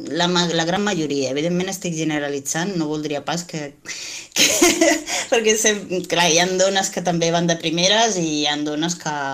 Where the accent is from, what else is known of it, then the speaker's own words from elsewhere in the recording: Moianès, Catalonia, Spain; aquí, en, el, en la meva comarca